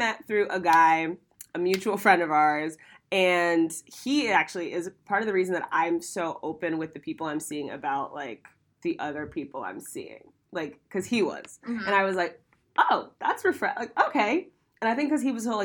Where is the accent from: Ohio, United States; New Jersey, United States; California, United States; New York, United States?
Ohio, United States; moved away as an adult; now in Los Angeles, United States; I'm from Ohio